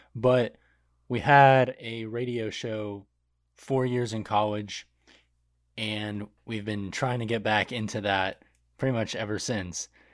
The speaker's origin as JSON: {"language": "English", "region": "Michigan", "country": "United States", "tie": "born or raised there", "said": "I was born in Michigan."}